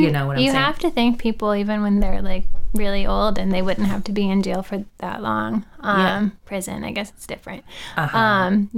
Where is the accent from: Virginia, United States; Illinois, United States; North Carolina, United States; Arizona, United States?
Virginia, United States; Norfolk; moved away; it's my hometown.